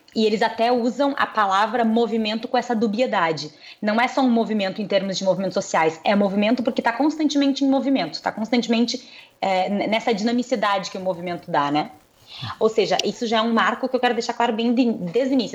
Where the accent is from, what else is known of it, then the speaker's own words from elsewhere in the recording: Brazil; A gente é brasileiro